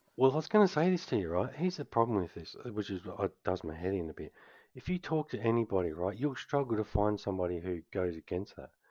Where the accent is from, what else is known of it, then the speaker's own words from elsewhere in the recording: Canberra, Australian Capital Territory, Australia; now in Western Australia, Australia; I grew up in Canberra